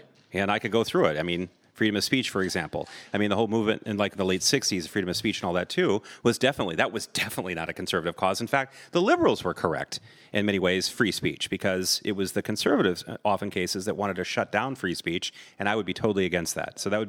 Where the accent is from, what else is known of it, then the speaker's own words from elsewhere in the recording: Vermont, United States; born there; now in California, United States; So it's like, I was born in Vermont. I left. I never looked back.